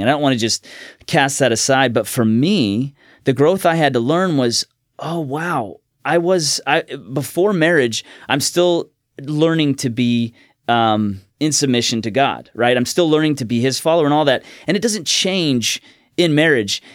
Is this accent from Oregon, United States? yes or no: yes; Woodburn, Oregon, United States; also born or lived in Olympia, Washington / Salem, Oregon / Orange County, California; I was born in Olympia, Washington, but at five, we moved to Woodburn, Oregon, was there, uh, about seven years, and then moved to Salem